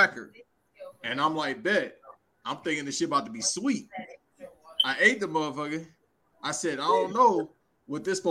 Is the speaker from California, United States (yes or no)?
yes; Los Angeles, California, United States; I'm from South Central